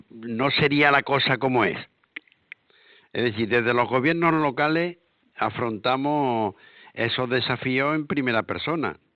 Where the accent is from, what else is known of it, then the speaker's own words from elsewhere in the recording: Andalusia, Spain; el que nosotros decidiéramos ¿eh? como pueblo andaluz